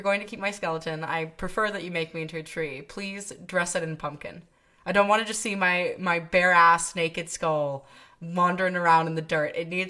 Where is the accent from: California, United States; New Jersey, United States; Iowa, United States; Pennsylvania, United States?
Iowa, United States; I'm from Iowa.